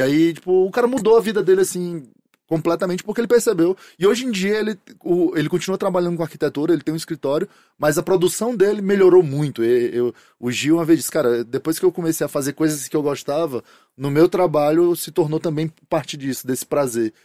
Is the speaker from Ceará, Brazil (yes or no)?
yes; Fortaleza, Ceará, Brazil; sou de Fortaleza